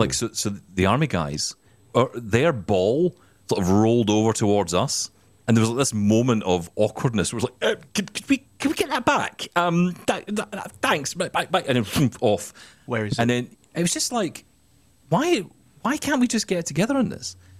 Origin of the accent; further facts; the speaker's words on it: Scotland, United Kingdom; I'm Scottish